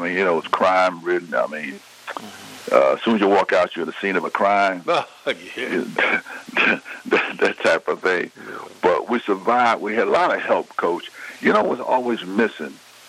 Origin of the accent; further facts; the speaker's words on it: New York City, New York, United States; So we grew up in Harlem.